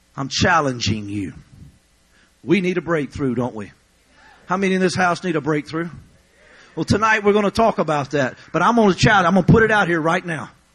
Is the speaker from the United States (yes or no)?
yes; Louisiana, United States; I'm from Louisiana